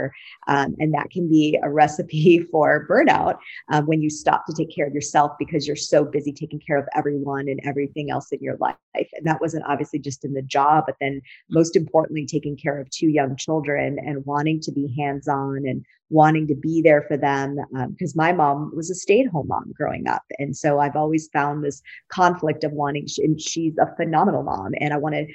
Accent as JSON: {"language": "English", "region": "Wisconsin", "country": "United States", "tie": "born or raised there", "also_born_or_lived": "Silicon Valley, California", "moved": "as an adult", "lives_now": "San Diego, United States", "said": "I was born and raised in Wisconsin. So I'm a fellow Midwesterner. I've been a Californian for over 20 years"}